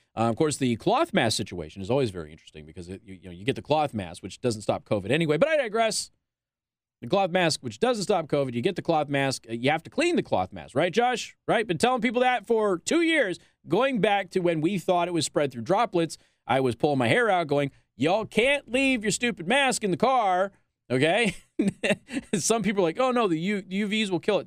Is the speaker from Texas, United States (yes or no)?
no; Las Vegas, Nevada, United States; now in Michiana, United States; I'm from Las Vegas